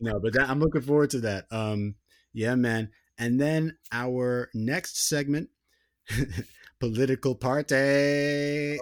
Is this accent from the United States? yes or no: yes; United States; growing up in America, like, I never really had any identification with, like, being an American person.